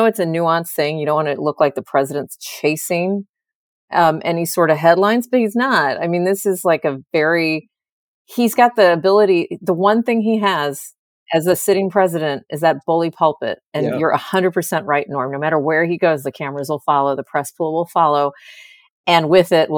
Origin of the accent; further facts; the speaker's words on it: United States; I'm from the United States.